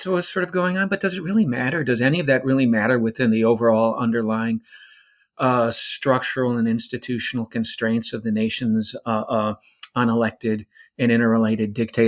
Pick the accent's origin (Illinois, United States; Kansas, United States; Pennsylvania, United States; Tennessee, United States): Illinois, United States; Chicago; growing up in Mayor Richard J. Shoot to Kill Daley's Chicago